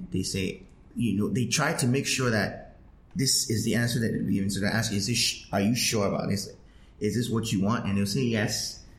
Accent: Ghana; I find that very strange, especially in, I'm Ghanaian, but especially in this country, I find that very strange.

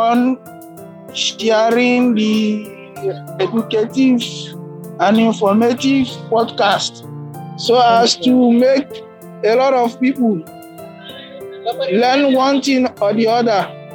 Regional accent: Bayelsa, Nigeria; now in Dubai, United Arab Emirates; I'm from Bayelsa State, but I'm a resident of Dubai, United Arab Emirates

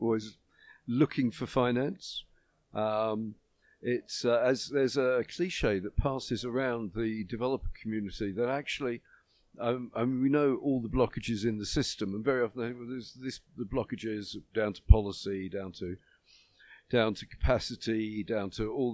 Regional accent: United Kingdom; I'm from Britain

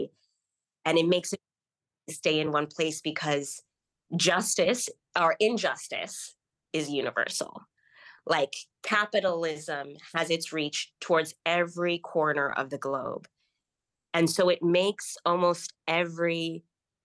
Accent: Kenya; growing up in Kenya

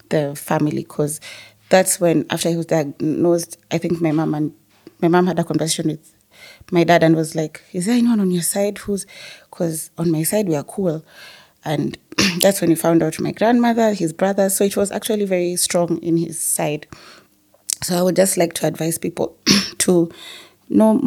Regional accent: Nairobi, Kenya; we grew up in South Sea

